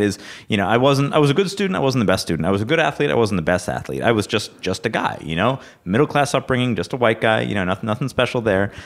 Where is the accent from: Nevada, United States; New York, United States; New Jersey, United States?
New York, United States; Rochester; I'm from Rochester, New York